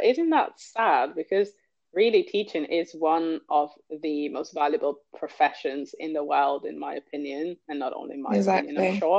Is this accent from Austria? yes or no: no; Italy; I grew up in Italy